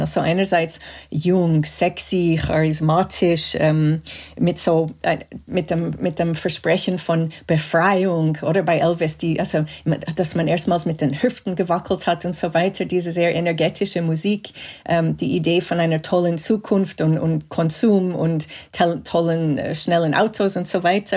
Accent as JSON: {"language": "German", "town": "Montreal", "region": "Quebec", "country": "Canada", "tie": "born or raised there", "moved": "yes", "said": "ich bin in Kanada aufgewachsen, in Montreal"}